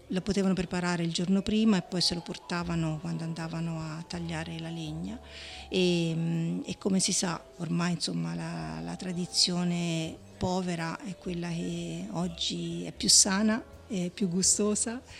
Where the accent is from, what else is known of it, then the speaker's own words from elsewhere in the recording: Montecucco, Tuscany, Italy; io sono cresciuta a Montecucco col fiasco impagliato in tavola è Montecucco